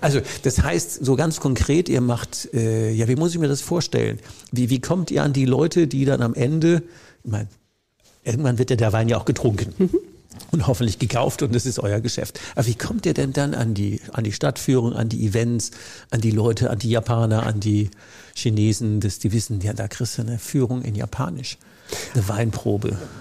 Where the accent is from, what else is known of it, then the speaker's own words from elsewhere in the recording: Rhineland-Palatinate, Germany; Ich komme ja aus der Südpfalz